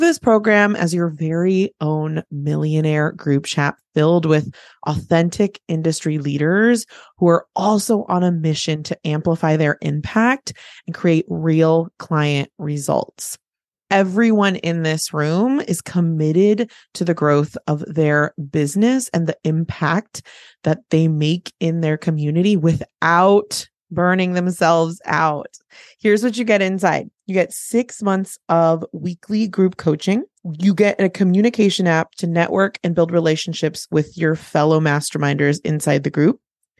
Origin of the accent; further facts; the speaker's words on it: California, United States; I went to my hometown. I went to the Bay Area, the San Francisco Bay Area